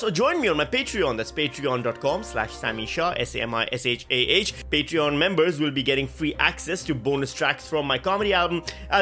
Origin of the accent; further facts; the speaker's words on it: Pakistan; now in Australia; Speaking as a Pakistani